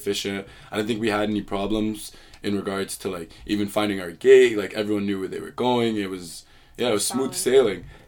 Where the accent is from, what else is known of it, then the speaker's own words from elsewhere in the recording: Canada; moved away as an adult; now in United States; I'm a Canadian, and you said like a fun fact, I speak three languages.